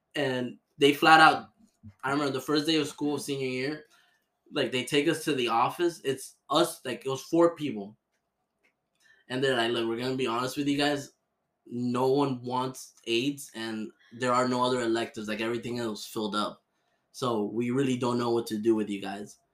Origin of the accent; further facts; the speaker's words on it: Miami, Florida, United States; I was born and raised here. I was born in Miami Jackson.